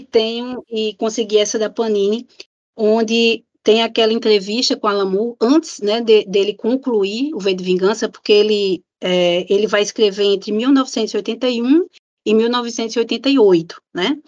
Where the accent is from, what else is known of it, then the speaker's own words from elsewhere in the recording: Natal, Rio Grande do Norte, Brazil; sou de Natal